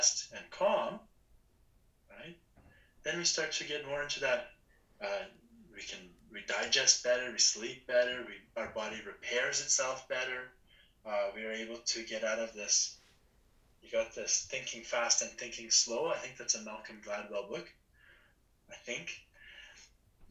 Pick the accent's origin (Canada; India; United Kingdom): Canada; Leduc, Alberta; also born or lived in Edmonton; we're both from Leduc, born in Edmonton, both living in Leduc